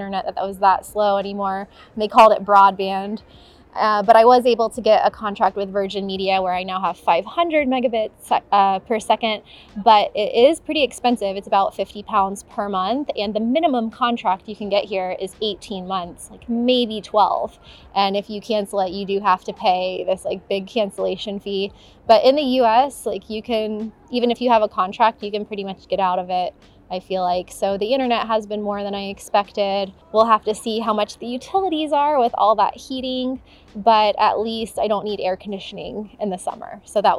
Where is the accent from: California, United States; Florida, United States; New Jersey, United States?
Florida, United States; moved away as an adult; now in United Kingdom; in the town where I grew up in Florida, it was like a small town